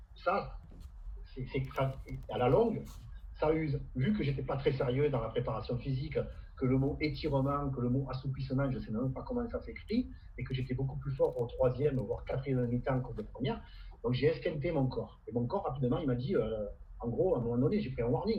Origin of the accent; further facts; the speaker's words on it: Camargue, Provence-Alpes-Côte d'Azur, France; chez nous en Camargue